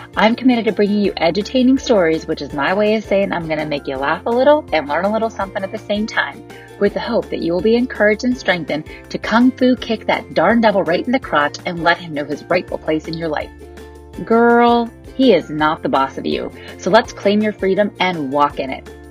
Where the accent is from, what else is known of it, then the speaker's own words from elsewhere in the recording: Northwestern Pennsylvania, United States; I grew up in Western Pennsylvania, Northwestern Pennsylvania, right on the border of Ohio